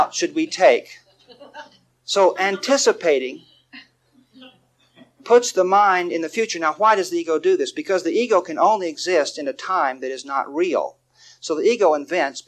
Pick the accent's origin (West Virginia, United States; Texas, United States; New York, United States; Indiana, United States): Texas, United States; David and I, we grew up in Texas